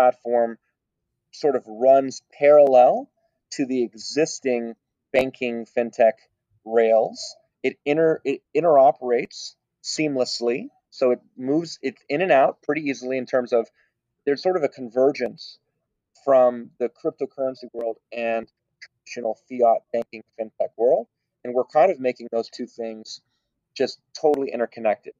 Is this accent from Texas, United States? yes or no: yes; Texas, United States; Now, I was born in Texas. I'm a proud American, and I was born here